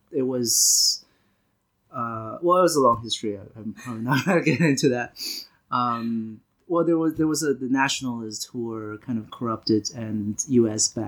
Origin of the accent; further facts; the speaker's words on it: Beijing, China; moved away as an adult; also born or lived in Nanchang, China / Toronto, Canada; now in Boston, United States; when I was nine, I moved to Beijing and lived there for until uh, end of high school, and then moved to Toronto for college and then to Boston for grad school.